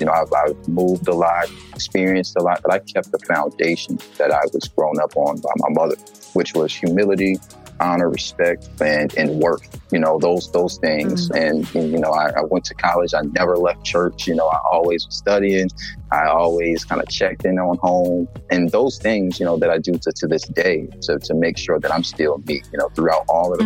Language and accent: English; Philadelphia, Pennsylvania, United States; moved away; also born or lived in Georgia; Originally, my family is from South Carolina, but me, myself, my, my brothers, we were born and raised in Philadelphia, Pennsylvania.